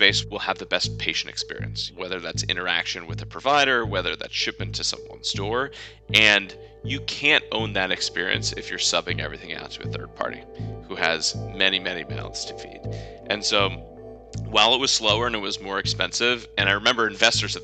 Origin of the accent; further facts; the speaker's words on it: Fairfax, Virginia, United States; I grew up actually in Northern Virginia, right outside of Washington, D.C. in Fairfax